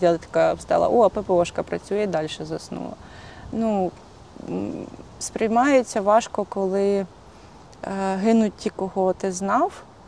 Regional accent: Hutsulshchyna, Ukraine; Хоч я і гуцулка

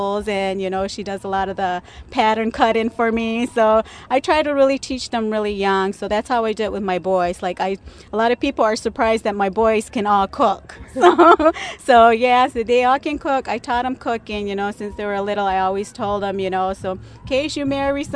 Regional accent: Santo Domingo Pueblo, New Mexico, United States; now in Chicago, United States; I'm originally from Santo Domingo Pueblo, known as Kiowa, but now I reside in Chicago, Illinois

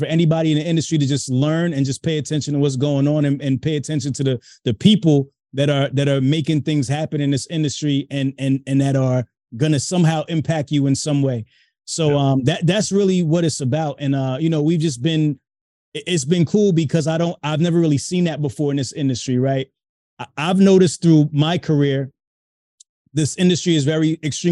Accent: Hightstown, New Jersey, United States; also born or lived in Brooklyn, New York; now in Mount Laurel, United States; I'm originally from Brooklyn, New York. From Brooklyn, New York. Moved out of there when I was young, though. Moved to Central Jersey, a place called Heights Town. That's where I went to high school

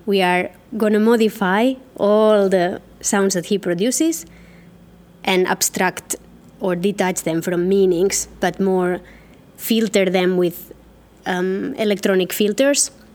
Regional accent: Catalonia, Spain; moved away as an adult; now in Helsinki, Finland; I was born in Catalonia, but I have been living and working for the last 14 years in Helsinki, in Finland.

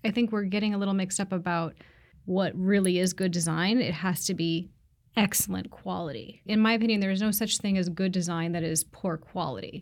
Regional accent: Seattle, Washington, United States; I grew up here in Seattle

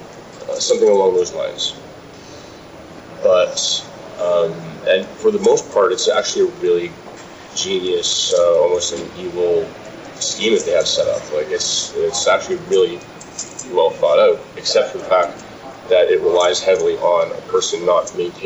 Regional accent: Manitoba, Canada; now in Victoria, Canada; Well, I came from Manitoba.

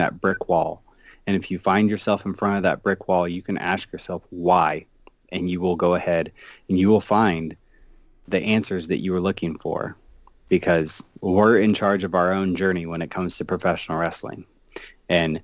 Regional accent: Iowa, United States; I'm from Iowa

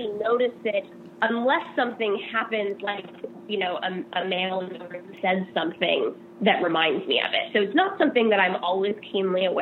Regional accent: Seattle, Washington, United States; moved away as an adult; also born or lived in Vashon Island / New York; now in California, United States; I grew up in Seattle

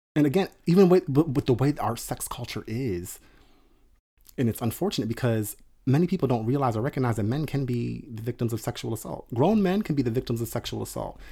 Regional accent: outside of Atlantic City, New Jersey, United States; I grew up outside of Atlantic City

